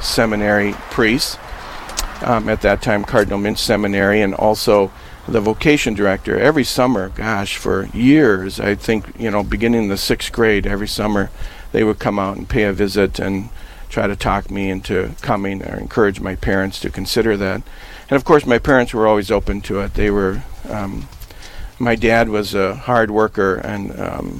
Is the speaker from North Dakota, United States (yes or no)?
yes; Napoleon, North Dakota, United States; my hometown of Napoleon